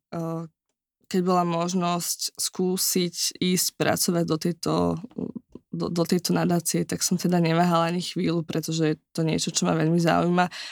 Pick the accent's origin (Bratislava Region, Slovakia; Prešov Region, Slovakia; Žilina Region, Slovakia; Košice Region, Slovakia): Žilina Region, Slovakia; Kysuce; moved away; ja pochádzam z Kisúc